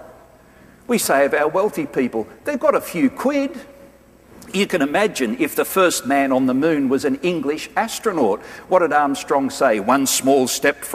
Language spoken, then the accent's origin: English; Australia